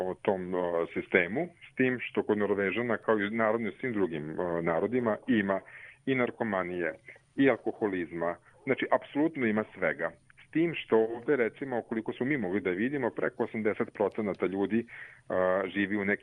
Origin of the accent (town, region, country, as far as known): Serbia; also born or lived in Stavanger, Norway; now in Norway